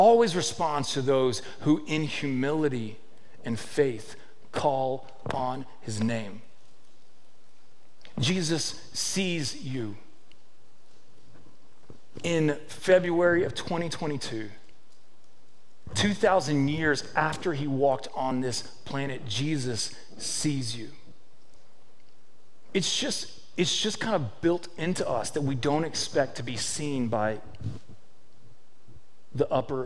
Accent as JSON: {"language": "English", "town": "Victoria", "region": "Texas", "country": "United States", "said": "I'm a nobody from Victoria, Texas"}